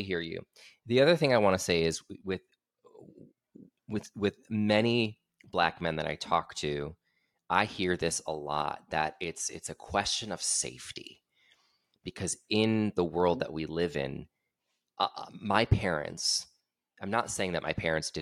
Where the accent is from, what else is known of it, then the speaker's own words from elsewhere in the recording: Aurora, Illinois, United States; moved away; I'm from right outside. I'm from Aurora